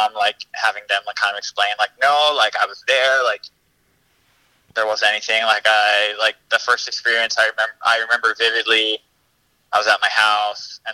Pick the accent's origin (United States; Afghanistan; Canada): United States; Oahu, Hawaii; I am from Oahu, the same island that DJ is from